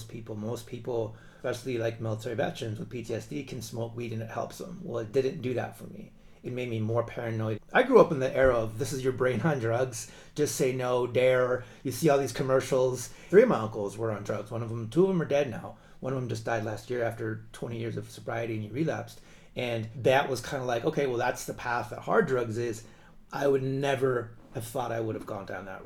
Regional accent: Tucson, Arizona, United States; I'm from Tucson

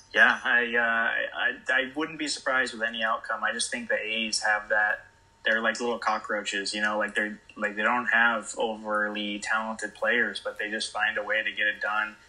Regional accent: Bay Area, California, United States; growing up in the Bay Area

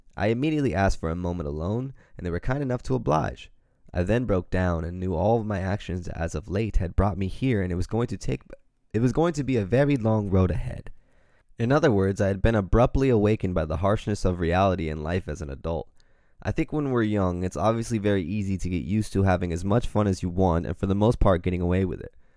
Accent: Pacific Grove, California, United States; we all lived in a little apartment in my hometown of Pacific Grove, California

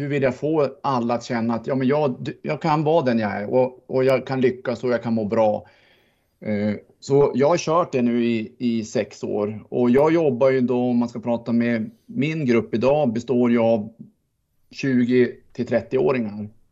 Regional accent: Sweden; jag är svensk

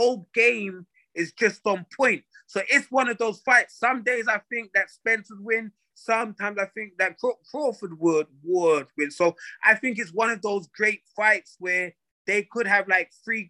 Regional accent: London, United Kingdom; moved away as an adult; now in United States; I'm from London, England

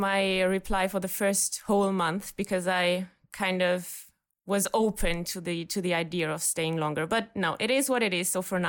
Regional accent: Germany; from Germany, solo traveling in Bali for about 2 months now.

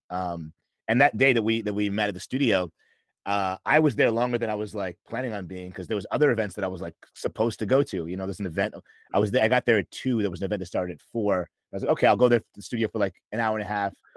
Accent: New York, United States; moved away as an adult; now in Los Angeles, United States; I'm from New York. Um and I moved to LA in November 2020

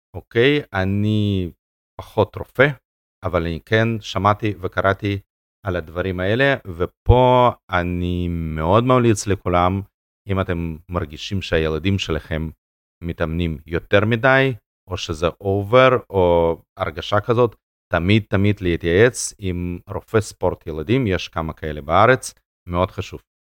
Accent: Russia; now in Israel; נולדתי ברוסיה ולא היה שם תנאים

